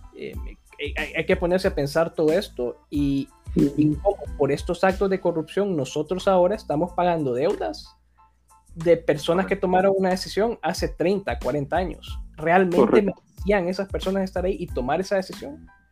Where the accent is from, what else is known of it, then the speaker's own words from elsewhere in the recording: Honduras; yo pues como hondureño